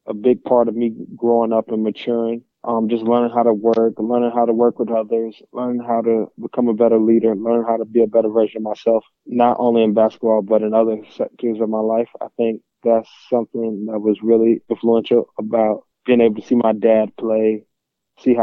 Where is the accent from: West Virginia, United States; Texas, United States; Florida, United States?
Florida, United States; Orlando; I'm from Orlando, Florida. I grew up a Gator fan